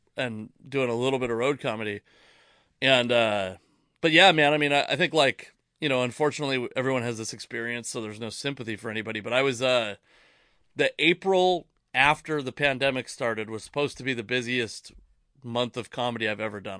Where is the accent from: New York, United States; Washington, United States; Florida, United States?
Washington, United States; Tacoma; also born or lived in Federal Way; I was born in Tacoma